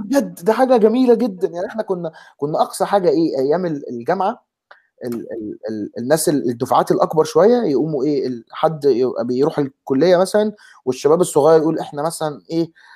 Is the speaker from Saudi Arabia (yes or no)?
no; Egypt; moved away; احنا اثنين مصريين ثلاثه مصريين آه، آه، دلوقتي ثلاثه مصريين